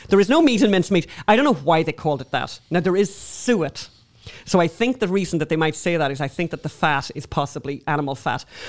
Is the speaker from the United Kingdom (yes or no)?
no; Ireland; we're obviously Irish